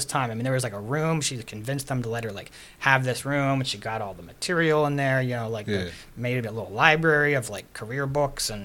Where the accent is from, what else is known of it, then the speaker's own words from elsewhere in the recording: Pittsburgh, Pennsylvania, United States; moved away; also born or lived in Florida; I grew up in Regent Square